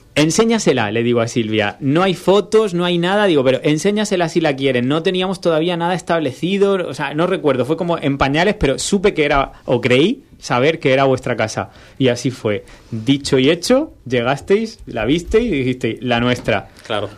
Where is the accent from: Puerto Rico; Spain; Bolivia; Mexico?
Spain; Cartagena, Region of Murcia; yo que soy de Cartagena